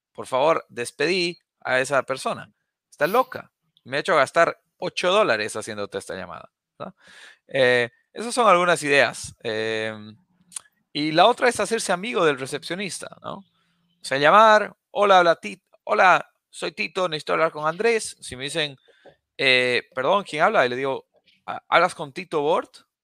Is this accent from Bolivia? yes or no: yes; La Paz, Bolivia; now in United States; Yo nací, crecí en La Paz, Bolivia